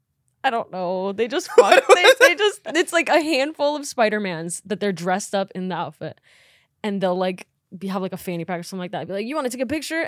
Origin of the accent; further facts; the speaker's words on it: Midwest, United States; now in Los Angeles, United States; Yeah. Well, and like I'm from the Midwest, and so like places like LA and like New York is so romanticized.